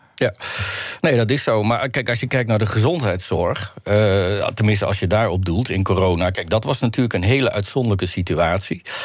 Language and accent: Dutch; Netherlands; also born or lived in Belgium; onze Nederlandse manier